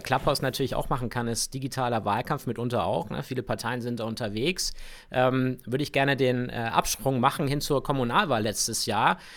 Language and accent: German; Augsburg, Bavaria, Germany; bei mir in meiner Heimatstadt in Augsburg